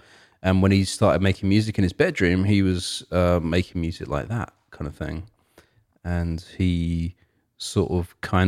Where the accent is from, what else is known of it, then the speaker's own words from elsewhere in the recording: England, United Kingdom; And I'm from England, but like, you know, I'm not from London.